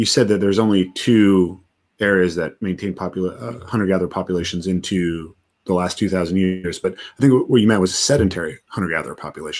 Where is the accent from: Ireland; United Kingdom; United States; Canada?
United States; Pacific Northwest; I'm from the Pacific Northwest